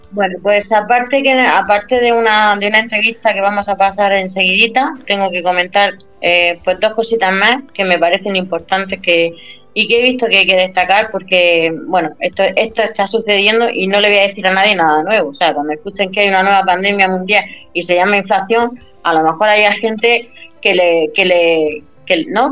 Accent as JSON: {"language": "Spanish", "country": "Spain", "said": "soy española"}